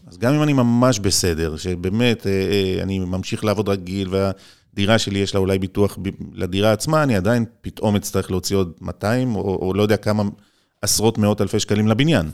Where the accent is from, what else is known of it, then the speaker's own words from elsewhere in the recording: Israel; אני ישראלי